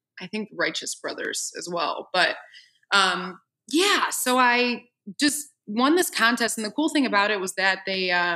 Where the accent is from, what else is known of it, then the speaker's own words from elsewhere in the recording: Orchard Park, New York, United States; now in Nashville, United States; I'm from Orchard Park, New York, and Buffalo is our closest city